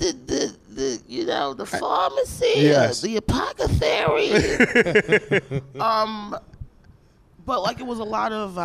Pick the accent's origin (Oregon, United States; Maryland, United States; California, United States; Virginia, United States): Maryland, United States; Aberdeen; I grew up in Aberdeen, Maryland.